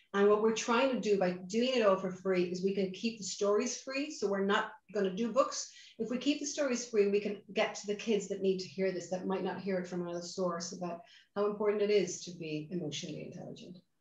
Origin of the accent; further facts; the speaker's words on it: Ireland; accent: Irish; also born or lived in Boston, United States; you can hear my accent. I'm Irish. In fact, hello from sunny Dublin in, in Ireland